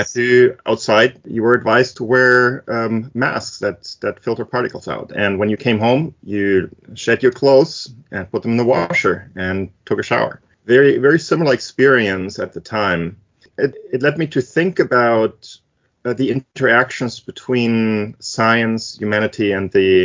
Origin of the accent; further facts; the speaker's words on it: Germany; English is a second language; moved away as an adult; also born or lived in Greece; now in United States; I was born in Germany and raised in both Germany and Greece, moved to the US as an adult by choice